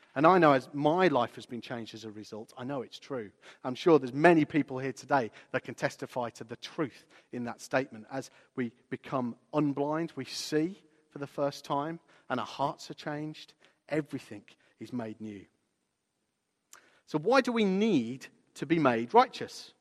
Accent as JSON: {"language": "English", "town": "Walsall", "region": "West Midlands", "country": "United Kingdom", "tie": "born or raised there", "said": "I remember the street, it was called the Sutton Road in my hometown of Walsall."}